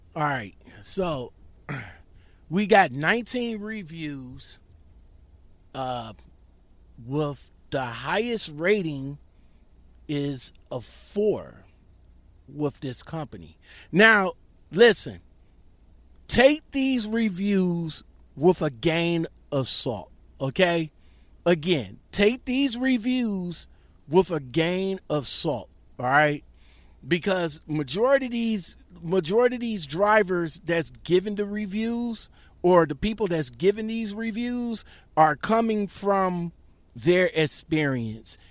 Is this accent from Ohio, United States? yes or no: yes; Ohio, United States; it's from my hometown of Ohio